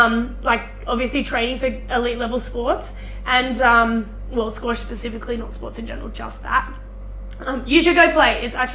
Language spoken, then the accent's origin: English; New South Wales, Australia; moved away as an adult; now in Queensland, Australia; I was born in New South Wales. I'm still a proud New South Welshman, no matter how many series we lose.